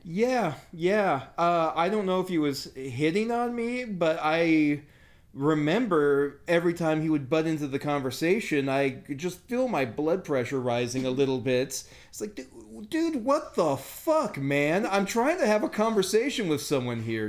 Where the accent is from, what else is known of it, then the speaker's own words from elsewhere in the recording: United States; I'm the American